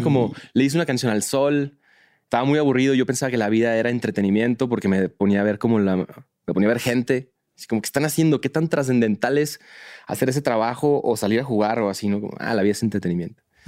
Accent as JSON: {"language": "Spanish", "country": "Mexico", "said": "soy de México."}